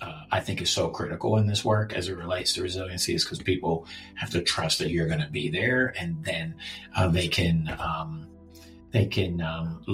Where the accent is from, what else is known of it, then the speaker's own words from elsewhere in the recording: Baltimore, Maryland, United States; I'm from here. This is my hometown